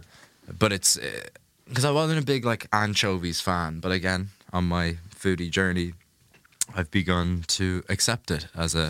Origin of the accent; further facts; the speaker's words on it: Ireland; I'm Irish